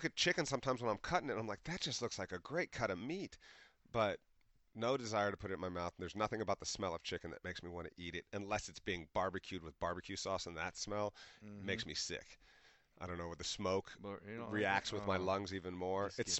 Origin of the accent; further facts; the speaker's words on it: Ohio, United States; everybody been here, Ohio State, I'm from Ohio, you know